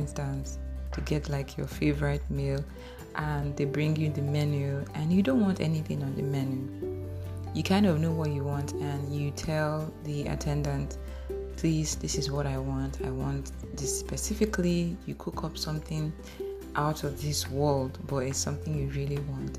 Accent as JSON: {"language": "English", "town": "Warri", "region": "Delta", "country": "Nigeria", "tie": "born or raised there", "said": "I grew up in Bendel Estate, in Warri, Nigeria"}